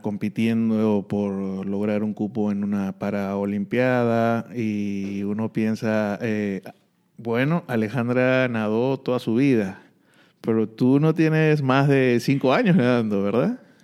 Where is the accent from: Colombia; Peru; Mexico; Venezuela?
Peru; en mi país